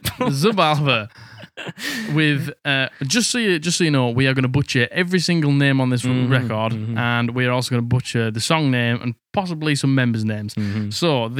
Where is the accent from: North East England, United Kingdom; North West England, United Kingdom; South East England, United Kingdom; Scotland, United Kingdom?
North East England, United Kingdom; Middlesbrough; Because I'm just from Middlesbrough.